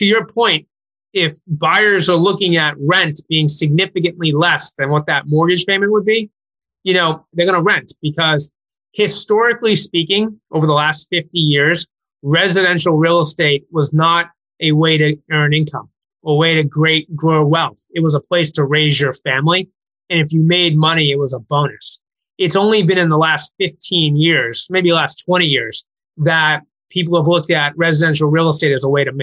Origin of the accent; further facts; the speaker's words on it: Maynard, Massachusetts, United States; now in Concord, United States; I live in Concord, but I grew up in Maynard, which is two towns over from Concord